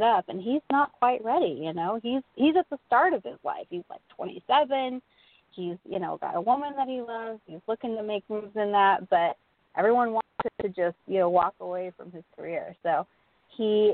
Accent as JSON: {"language": "English", "region": "Texas", "country": "United States", "said": "being a Texan"}